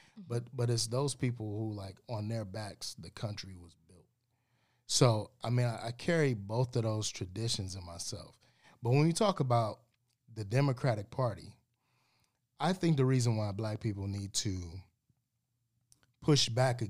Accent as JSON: {"language": "English", "town": "Cleveland", "region": "Ohio", "country": "United States", "tie": "born or raised there", "moved": "yes", "said": "I grew up in Ohio."}